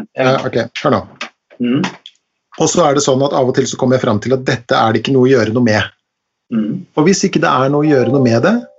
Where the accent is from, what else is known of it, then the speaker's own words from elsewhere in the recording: Langesund, Telemark, Norway; på fjorden i Langesund der jeg vokste opp